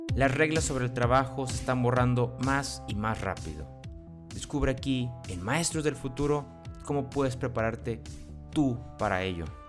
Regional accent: Tampico, Tamaulipas, Mexico; yo soy de Tampico, entonces también ahí somos costa.

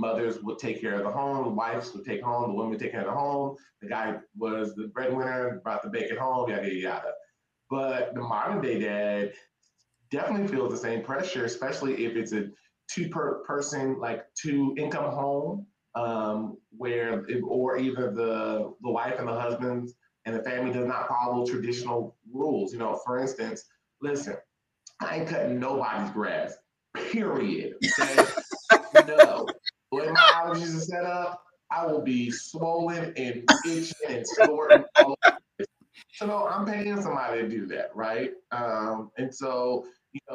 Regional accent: Tacoma, Washington, United States; moved away as an adult; now in Texas, United States; I'm originally from Tacoma, Washington, shout out Washington State, and moved here to go to school to run track at Texas State University.

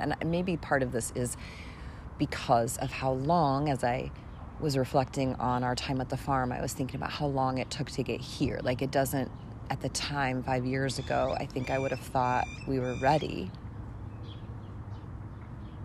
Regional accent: United States; as an American woman in 2021

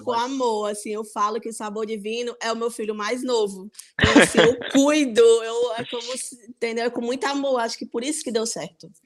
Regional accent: Mossoró, Rio Grande do Norte, Brazil; moved away as an adult; now in Póvoa de Varzim, Portugal; eu sou nordestina, mais precisamente sou de Mossoró, do Rio Grande do Norte

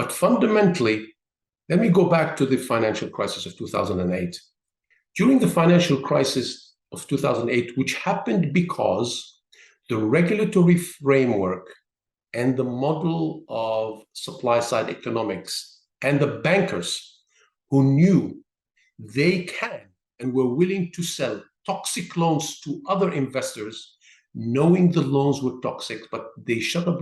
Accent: Syria; I was born in Syria

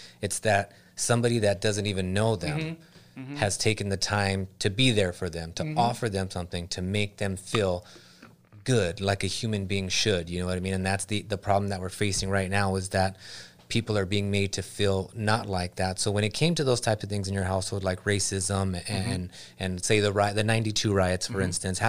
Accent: Los Angeles, California, United States; I grew up in LA. I grew up in Southgate, Huntington Park. You know what I mean? Bell, Cudahy, Downey.

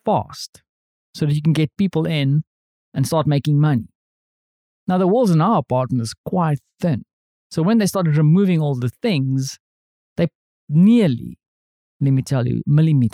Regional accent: South Africa; now in Europe; as a South African, I'm used to living in houses with thick walls.

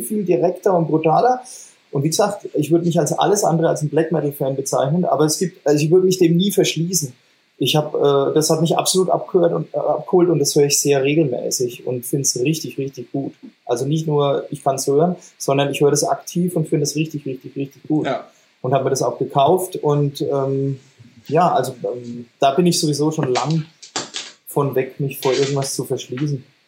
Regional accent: Franconia, Bavaria, Germany; accent: Franconian; mit unserem fränkischen Dialekt

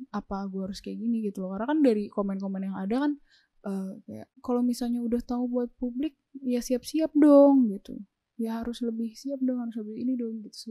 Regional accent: Indonesia

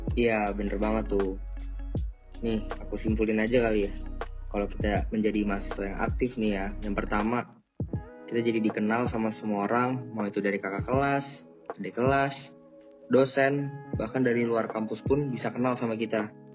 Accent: Jakarta, Indonesia; asal saya dari Jakarta.

